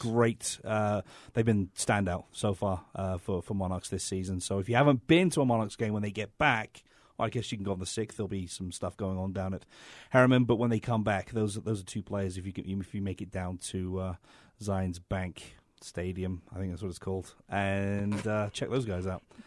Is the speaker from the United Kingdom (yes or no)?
yes; England, United Kingdom; moved away